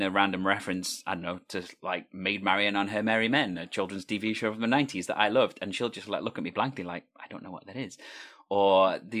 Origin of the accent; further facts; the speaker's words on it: Wales, United Kingdom; People don't know that I'm Welsh when they listen to my voice.